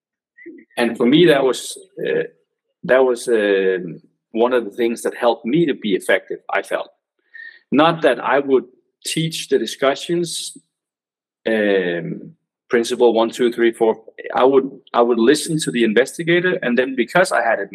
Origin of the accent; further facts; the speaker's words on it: Denmark; English is a second language; I'm from Denmark